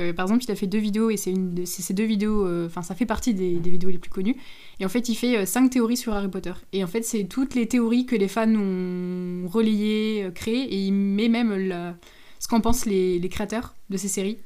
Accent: Moselle, Grand Est, France; on vient de Moselle

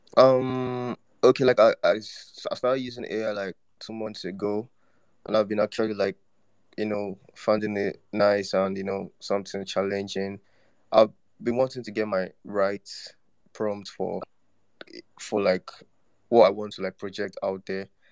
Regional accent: Nigeria; I'm from Nigeria

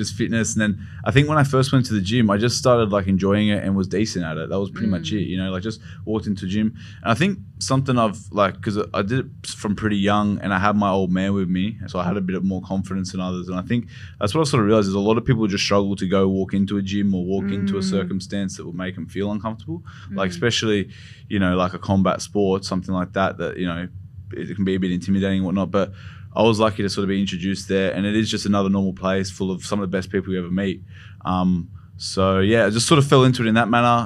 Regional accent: Blacktown, New South Wales, Australia; I'm born and raised in Blacktown.

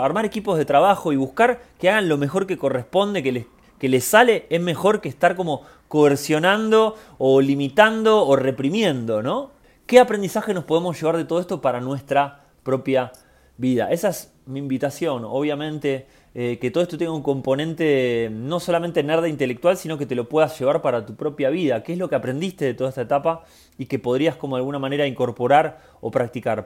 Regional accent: Argentina; como argentino

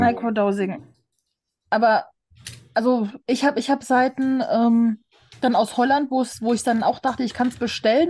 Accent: Germany; Ich so, aus Deutschland

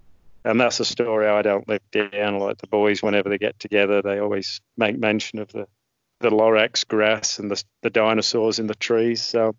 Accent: Australia; accent: mongrel, mixed; So novel to go back there with my mongrel accent representing Australia surrounded by the Poms.

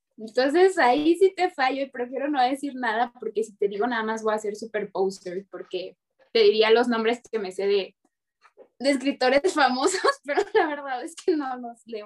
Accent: Mexico; sí soy mexicana

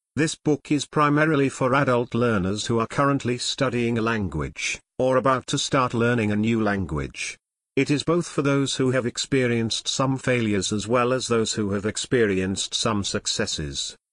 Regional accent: United States; first language English; I was born and raised in the U S and I consider English to be my mother tongue

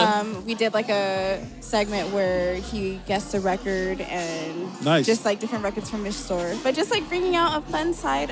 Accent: Riverside, California, United States; Like, I'm from Riverside.

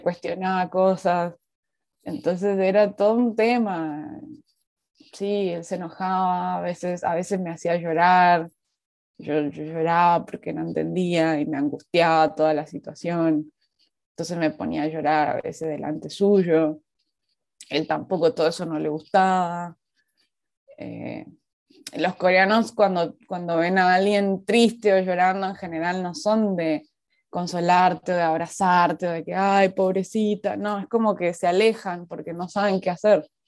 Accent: Resistencia, Chaco, Argentina; accent: mixed Resistencia/Buenos Aires; moved away as an adult; also born or lived in Buenos Aires, Argentina; now in Seoul, South Korea; Yo nací en Resistencia, que es una ciudad pequeña, es, la capital de una provincia, de la provincia del Chaco

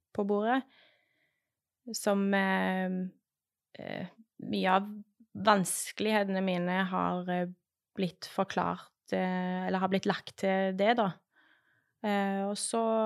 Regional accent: Western Norway, Norway; now in Stavanger, Norway; Jeg vokste opp på Vestlandet

